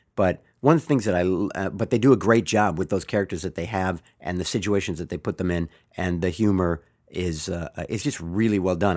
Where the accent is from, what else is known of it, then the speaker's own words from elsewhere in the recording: Bay Area, California, United States; I am from the Bay Area, been a 49er fan all my life